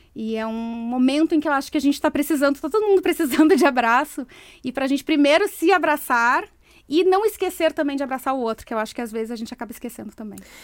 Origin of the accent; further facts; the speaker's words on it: Brazil; moved away as an adult; eu era executiva de uma empresa, eu saí do Brasil